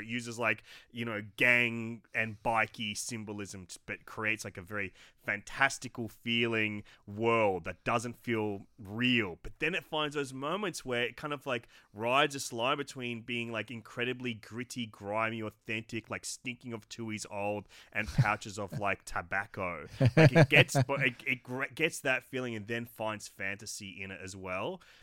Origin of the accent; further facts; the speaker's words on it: Australia; an Australian creative